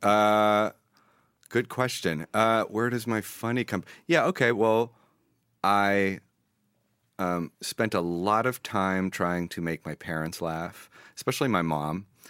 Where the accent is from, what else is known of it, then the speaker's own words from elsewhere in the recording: New York City, New York, United States; moved away as an adult; also born or lived in Israel; now in Los Angeles, United States; I grew up in New York City